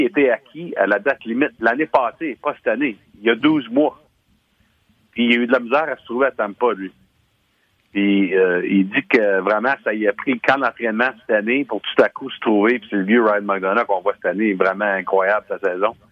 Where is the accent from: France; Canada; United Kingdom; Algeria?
Canada; Hearst, Ontario; on vient de Hirsch les deux